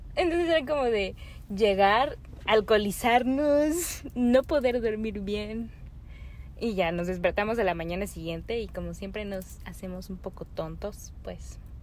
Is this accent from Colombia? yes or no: no; Mexico; also born or lived in Canada